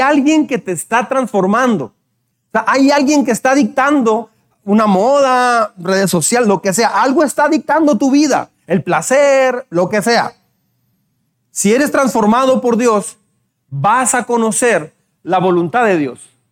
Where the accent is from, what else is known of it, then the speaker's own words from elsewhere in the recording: Mexico; Tenemos fama de ser mal hablados.